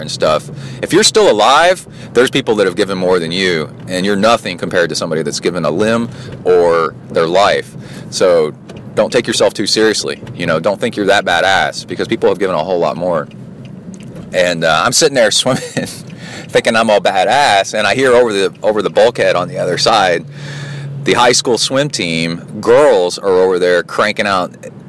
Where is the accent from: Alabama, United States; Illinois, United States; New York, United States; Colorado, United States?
Alabama, United States; Birmingham; moved away; also born or lived in Texas; I also grew up in Alabama, Birmingham, and in Texas, in the woods, playing war nonstop